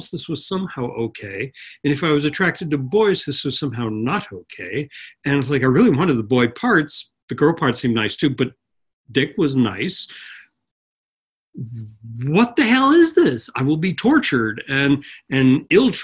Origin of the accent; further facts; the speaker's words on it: Long Island, New York, United States; also born or lived in Manhattan, New York / The Bronx, New York; Well, I grew up on Long Island, which is just outside New York. I was born in Manhattan. First 4 years in the Bronx